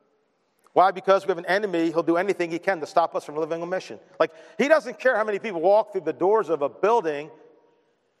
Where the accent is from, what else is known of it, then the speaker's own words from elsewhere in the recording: Baltimore, Maryland, United States; We're both from Baltimore